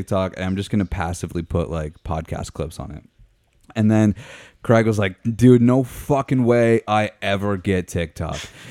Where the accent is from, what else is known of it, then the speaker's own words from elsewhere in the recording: Meaford, Ontario, Canada; Meaford, where I'm from, which is up on Georgian Bay, is also 519.